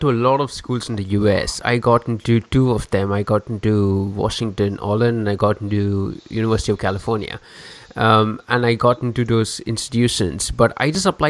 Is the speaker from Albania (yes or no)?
no; India; moved away as an adult; now in London, United Kingdom; I'm from India